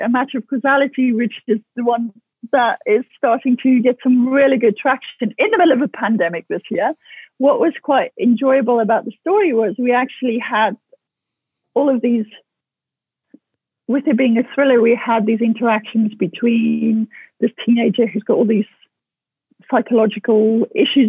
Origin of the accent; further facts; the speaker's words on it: South Africa; growing up in South Africa